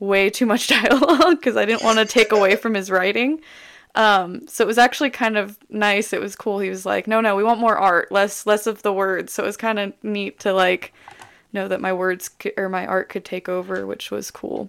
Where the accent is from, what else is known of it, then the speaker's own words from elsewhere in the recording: Las Vegas, Nevada, United States; moved away; also born or lived in Alabama; I'm from Las Vegas, Nevada. I lived in Alabama for a while